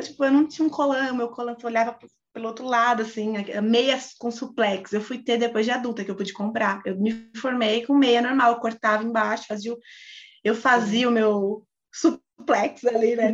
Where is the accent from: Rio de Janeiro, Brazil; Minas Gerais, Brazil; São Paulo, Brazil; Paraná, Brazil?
São Paulo, Brazil; Osasco; a gente é de Osasco